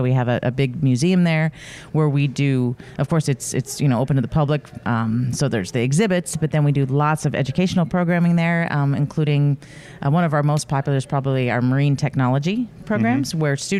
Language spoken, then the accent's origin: English; Montana, United States; also born or lived in North Carolina; now in Michigan, United States; I'm from Montana